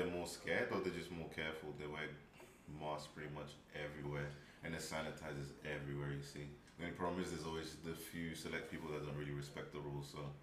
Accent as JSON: {"language": "English", "region": "London", "country": "United Kingdom", "said": "I'm from London"}